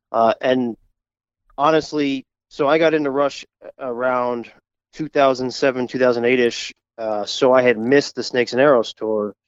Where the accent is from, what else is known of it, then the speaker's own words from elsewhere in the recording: Albany, New York, United States; I'm upstate New York, Albany